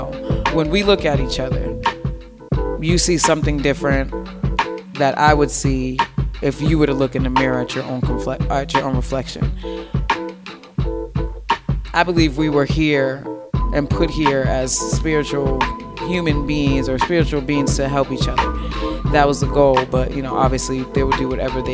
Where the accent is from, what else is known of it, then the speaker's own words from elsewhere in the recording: Boston, Massachusetts, United States; moved away as an adult; now in Las Vegas, United States; I'm an implant. Again, I'm from Boston, Mass.